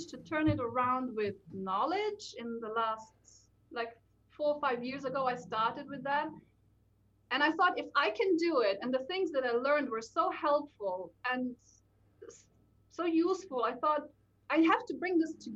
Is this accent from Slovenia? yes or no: yes; Slovenia; moved away as an adult; also born or lived in Bavaria, Germany / London, United Kingdom; now in Nuneaton, United Kingdom; I was born in Slovenia to Slovenian parents who already lived in Germany, went back to Slovenia just to give birth with me and for me a little bit.